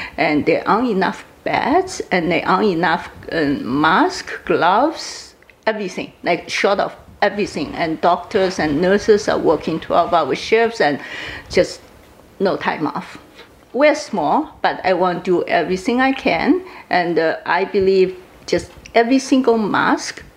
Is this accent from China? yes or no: yes; Wuhan, Hubei, China; now in Prince George, Canada; It's my hometown, where I grow up, and I have so many friends and relatives, neighbors and schoolmates all still live there